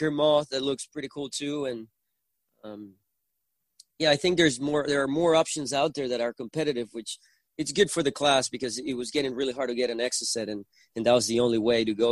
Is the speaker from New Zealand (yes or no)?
no; Puerto La Cruz, Anzoátegui, Venezuela; accent: Venezuelan; first language Spanish; English is a second language; I grew up in Venezuela where I was born and raised